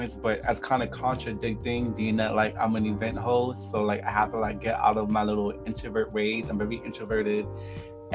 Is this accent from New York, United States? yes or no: yes; New York, United States; Growing up in New York